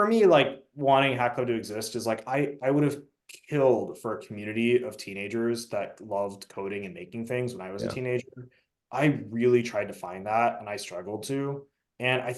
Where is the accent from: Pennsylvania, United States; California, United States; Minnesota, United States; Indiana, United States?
California, United States; Southern; my background is I grew up in Southern California.